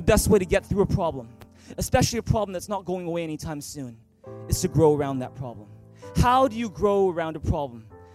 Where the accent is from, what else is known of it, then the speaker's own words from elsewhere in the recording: Vancouver, British Columbia, Canada; first language English; moved away as an adult; also born or lived in Taiwan; I grew up in Vancouver. In fact, I was born at Richmond General Hospital. And I've just grown up in Vancouver all my life.